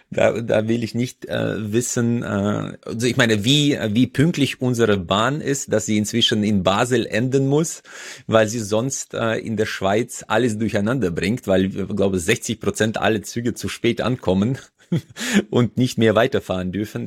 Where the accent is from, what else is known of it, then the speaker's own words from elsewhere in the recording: Uzbekistan; now in Germany; Usbekistan, wo ich herkomme